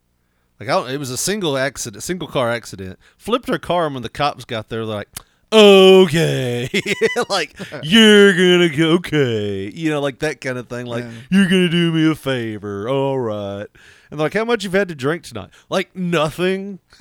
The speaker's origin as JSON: {"language": "English", "region": "Wisconsin", "country": "United States", "said": "I'm from Wisconsin, man."}